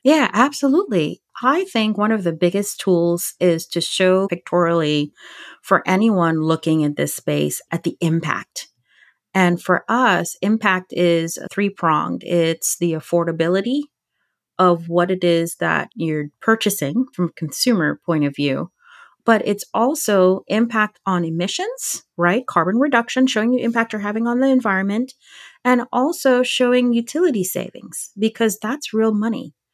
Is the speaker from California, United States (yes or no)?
no; Virginia, United States; my home state of Virginia